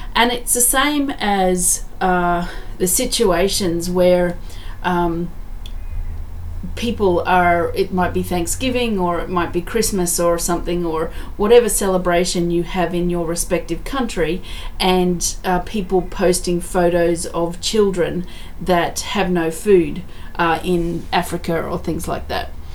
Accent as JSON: {"language": "English", "country": "Australia", "said": "I'm very grateful that I'm Australian, that I live in Australia"}